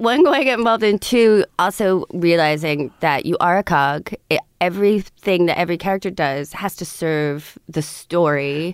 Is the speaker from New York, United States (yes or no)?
no; Montclair, New Jersey, United States; born or raised there; also born or lived in Montauk, Long Island